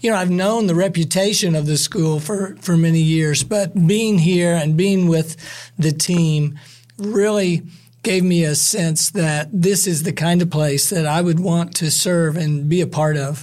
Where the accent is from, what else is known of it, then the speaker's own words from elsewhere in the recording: Southern Ohio, United States; moved away as an adult; also born or lived in Michigan / Mississippi; My wife and I both grew up in, in Southern Ohio